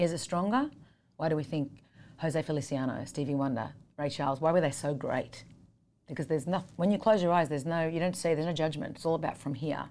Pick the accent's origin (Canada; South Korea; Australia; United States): Australia; Sydney, New South Wales; I grew up in Sydney, Australia.